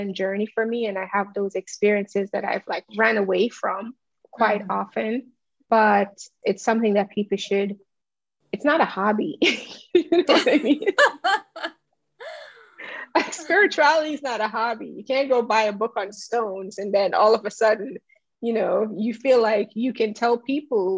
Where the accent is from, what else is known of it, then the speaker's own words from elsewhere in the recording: Jamaica; I'm Jamaican